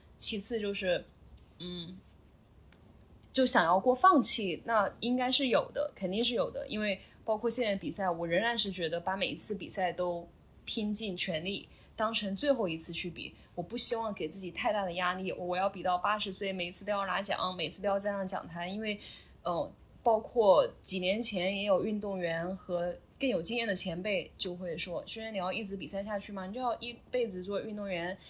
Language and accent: Chinese; Chongqing, China; moved away as an adult; also born or lived in Sichuan / Xiamen / Shanghai; now in Zhuhai, China; 我老家是四川嗯。所以基本上以前是在出来工作之前，可能更多时间生活在重庆